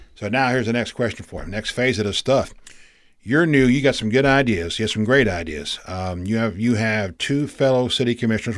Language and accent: English; East Coast of Florida, United States; moved away; I grew up on the East Coast of Florida